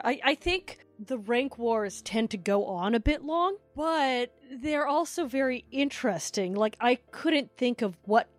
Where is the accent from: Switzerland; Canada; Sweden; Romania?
Canada; I'm Canadian, I know.